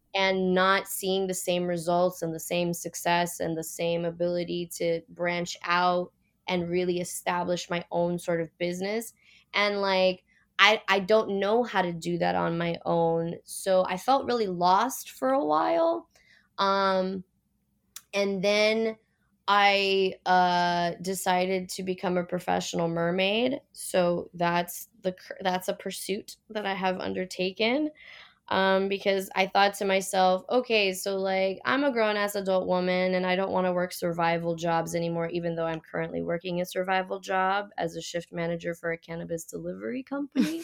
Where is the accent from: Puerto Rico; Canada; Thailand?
Puerto Rico; also born or lived in Miami; now in California, United States; I grew up in Puerto Rico, islands surrounded by water